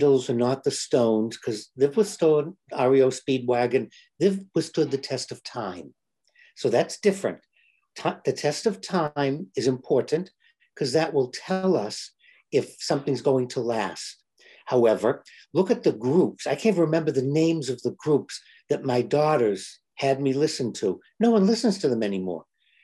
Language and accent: English; Boston, Massachusetts, United States; I grew up in Boston